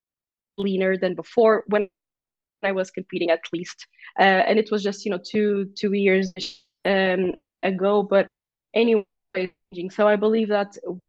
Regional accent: Portugal; first language Portuguese; English is a second language

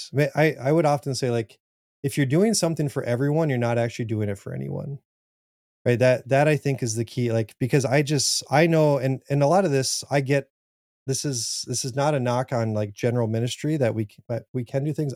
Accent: South Dakota, United States; I'm from South Dakota. Farming is huge.

